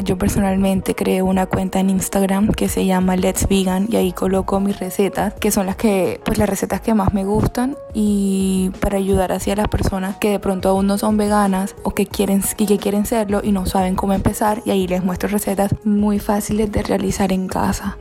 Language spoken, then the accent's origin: Spanish; Barranquilla, Atlántico, Colombia; moved away as an adult; now in Spain; soy de Barranquilla, Colombia